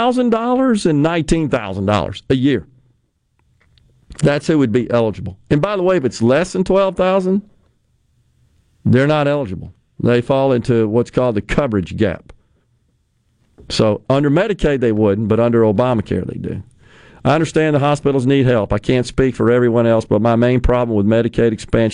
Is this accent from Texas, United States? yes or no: no; Mississippi, United States; I love my home state. I live here. I've raised my family here